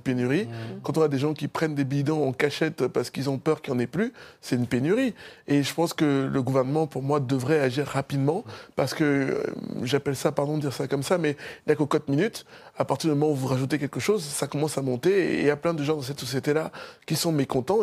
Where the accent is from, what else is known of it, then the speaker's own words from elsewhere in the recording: Cameroon; now in France; Moi, je suis originaire du Cameroun